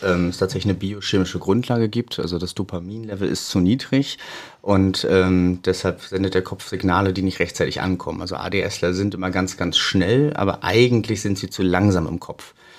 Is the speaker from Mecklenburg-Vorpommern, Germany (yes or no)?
yes; Güstrow, Mecklenburg-Vorpommern, Germany; moved away as an adult; also born or lived in Rostock / Berlin; Ich bin gebürtiger Rostocker, aber aufgewachsen und zur Schule gegangen in Güstrow